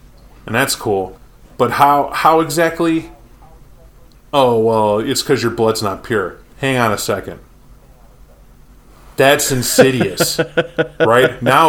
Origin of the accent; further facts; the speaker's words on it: Mexico; I'm from Mexico and just found out I'm a get a Fenris somehow.